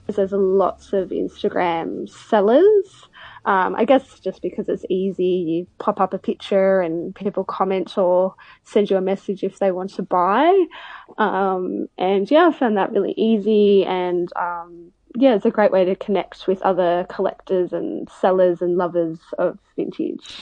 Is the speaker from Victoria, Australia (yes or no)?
yes; Melbourne, Victoria, Australia; moved away; I'm originally from Melbourne